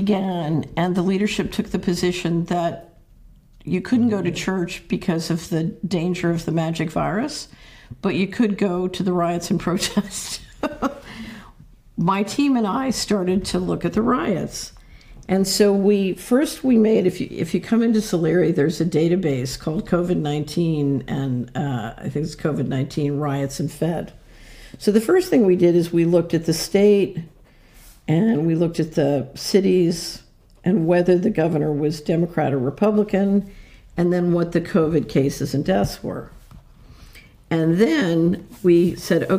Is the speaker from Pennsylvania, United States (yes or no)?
yes; Philadelphia, Pennsylvania, United States; I grew up in Philadelphia